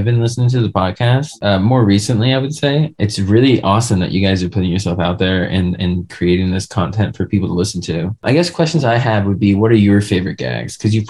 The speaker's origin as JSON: {"language": "English", "area": "Long Island", "region": "New York", "country": "United States", "moved": "yes", "lives_now": "Colorado, United States", "said": "I'm from Long Island where we're known for our bagels."}